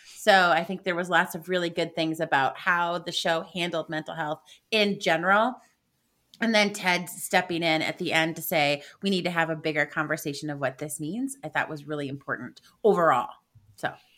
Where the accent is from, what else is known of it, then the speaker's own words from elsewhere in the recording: Midwest, United States; being a Midwesterner